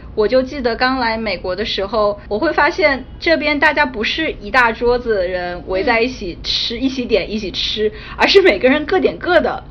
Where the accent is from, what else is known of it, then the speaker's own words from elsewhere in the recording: Beijing, China; moved away as an adult; now in New York, United States; 小时候在北京的 肯德基还吃过老北京鸡肉卷